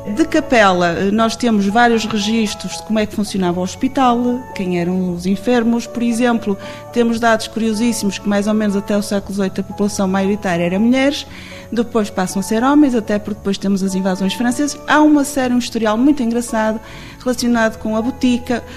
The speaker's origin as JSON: {"language": "Portuguese", "town": "Penafiel", "region": "Norte", "country": "Portugal", "tie": "born or raised there", "said": "eu eh, vivi toda a minha vida em Penafiel"}